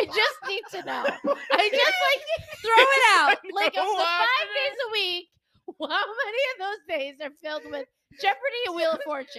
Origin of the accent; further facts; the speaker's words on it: Rochester, New York, United States; I grew up in Rochester. Hello. That's where Kodak is from. I've heard that my whole life.